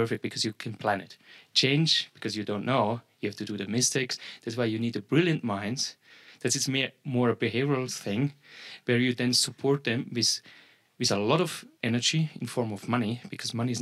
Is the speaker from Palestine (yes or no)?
no; Vaduz, Liechtenstein; I'm from Vaduz as well